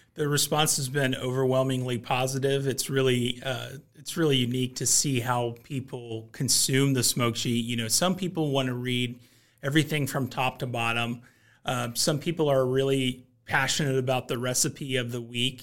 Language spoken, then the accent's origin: English; Kansas City, Missouri, United States; I grew up in Kansas City where barbecue is just a common part of the culture